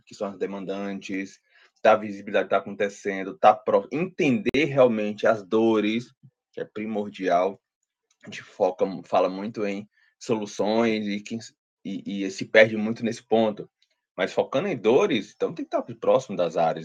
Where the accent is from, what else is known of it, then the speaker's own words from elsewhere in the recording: Ceará, Brazil; sou aqui do Ceará, né? então cearense